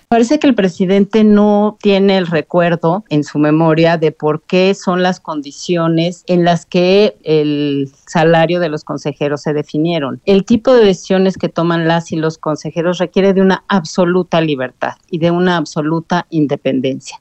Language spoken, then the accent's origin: Spanish; Mexico; la autonomía que tenemos como mexicanas y mexicanos